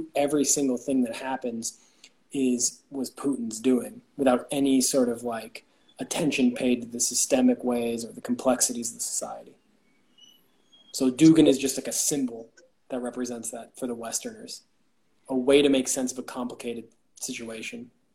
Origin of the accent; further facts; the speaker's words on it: Bay Area, Northern California, United States; now in Tbilisi, Georgia; I'm originally from the United States, from uh, California, Northern California, the Bay Area, and now I live in Tbilisi, Georgia